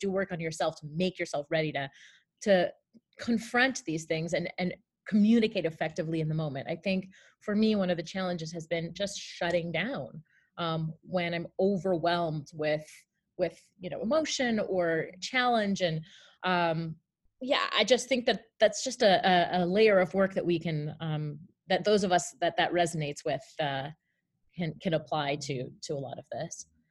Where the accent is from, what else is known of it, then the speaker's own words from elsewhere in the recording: Canada; as a Canadian